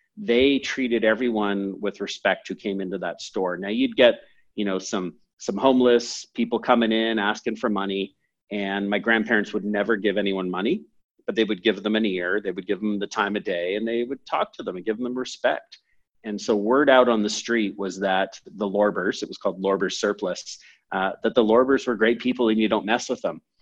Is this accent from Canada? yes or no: yes; Canada; also born or lived in San Francisco, United States / England; i was born in san francisco i moved to canada when i was seven or eight